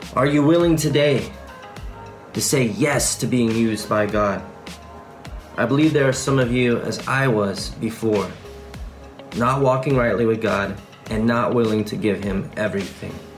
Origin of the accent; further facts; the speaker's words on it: California, United States; moved away as an adult; now in North Macedonia; I'm actually from California